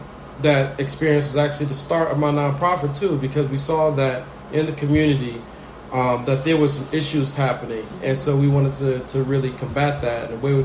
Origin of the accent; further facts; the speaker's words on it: Newark, New Jersey, United States; I was born and raised in Newark, New Jersey, 1990.